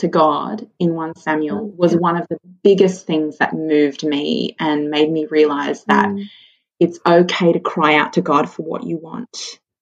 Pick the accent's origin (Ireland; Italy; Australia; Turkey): Australia; Sydney, New South Wales; moved away as an adult; now in Central Coast, Australia; I grew up in Sydney, but um, Matt and I moved to the Central Coast two years ago